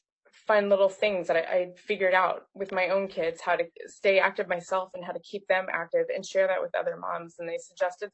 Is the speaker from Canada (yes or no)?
yes; Nova Scotia, Canada; I grew up in Nova Scotia in Canada.